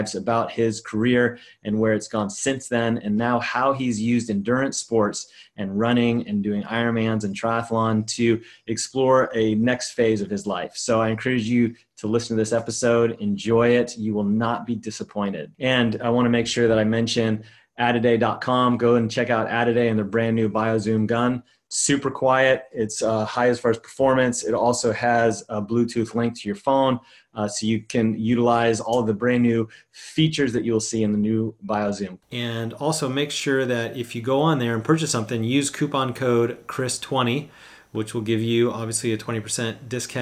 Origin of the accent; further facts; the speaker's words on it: Northern California, United States; moved away as an adult; now in Hawaii, United States; I grew up in Northern California